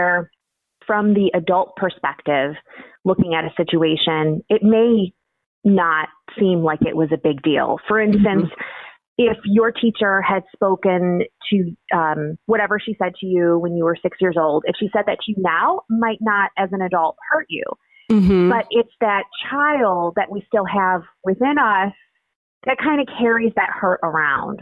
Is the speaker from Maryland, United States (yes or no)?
no; Illinois, United States; also born or lived in Indiana; Born and raised in Illinois, went to undergrad at Indiana University.